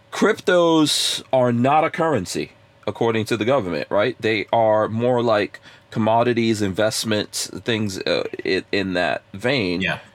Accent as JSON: {"language": "English", "region": "Texas", "country": "United States", "said": "I'm from Texas"}